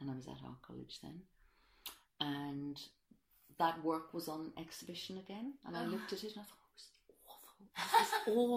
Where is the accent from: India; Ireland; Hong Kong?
Ireland; also born or lived in Streatham, London; now in London, United Kingdom; I'm an immigrant myself. I'm Irish. I've lived here for a long time, but nonetheless, I am an immigrant